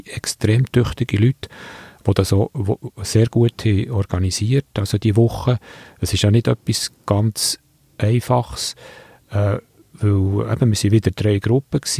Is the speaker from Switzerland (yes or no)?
yes; Switzerland; Es ist jetzt nicht einfach so, dass wir dort quasi als Schweizer, die es auch besser wissen, gehen helfen